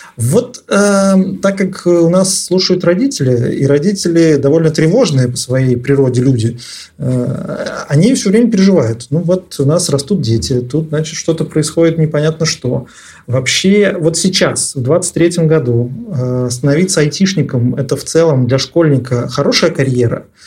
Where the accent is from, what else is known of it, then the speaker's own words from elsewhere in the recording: Nizhny Novgorod, Nizhny Novgorod Oblast, Russia; moved away; я родился и вырос в Нижнем Новгороде